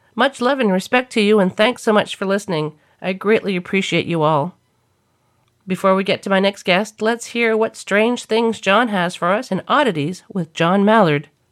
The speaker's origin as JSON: {"language": "English", "region": "New Brunswick", "country": "Canada", "tie": "born or raised there", "moved": "yes", "said": "I was back in my hometown in New Brunswick"}